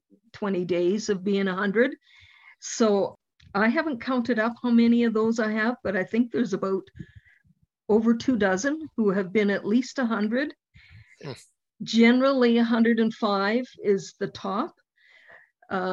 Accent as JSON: {"language": "English", "town": "Youngstown", "region": "Alberta", "country": "Canada", "tie": "born or raised there", "said": "I was at my hometown's centennial. That's the Youngstown, Alberta."}